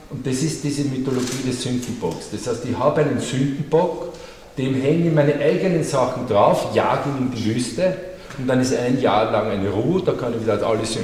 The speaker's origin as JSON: {"language": "German", "country": "Austria", "said": "Als Österreicher, wer ist der Hitler in mir?"}